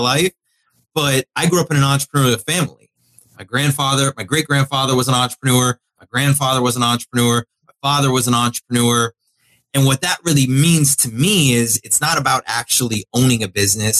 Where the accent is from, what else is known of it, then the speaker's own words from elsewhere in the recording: South Florida, United States; I grew up in South Florida. Great place to grow up